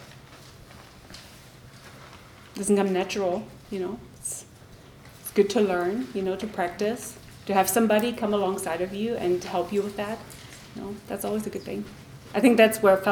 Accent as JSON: {"language": "English", "country": "Germany", "tie": "born or raised there", "said": "I grew up in Germany"}